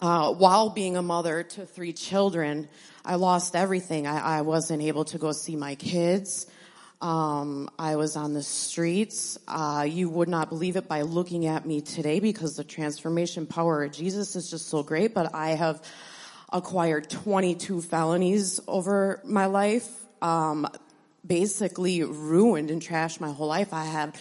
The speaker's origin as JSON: {"language": "English", "town": "Appleton", "region": "Wisconsin", "country": "United States", "tie": "born there", "said": "I was born in Appleton to a family from Chilton and Stockbridge area."}